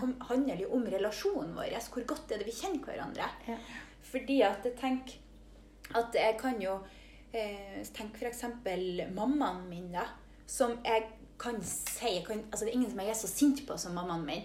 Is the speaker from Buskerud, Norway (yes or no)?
no; Mo i Rana, Nordland, Norway; now in Trondheim, Norway; Jeg er fra Mo i Rana, men bor i Trondheim